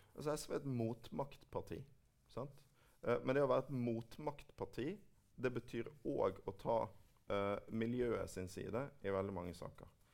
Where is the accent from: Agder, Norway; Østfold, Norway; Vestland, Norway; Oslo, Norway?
Vestland, Norway; Bergen; i min hjemby Bergen.